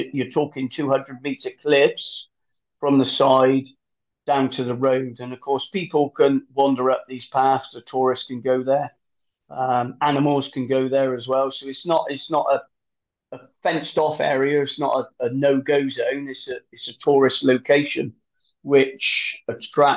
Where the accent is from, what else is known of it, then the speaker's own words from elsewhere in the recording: United Kingdom; I'm from the United Kingdom.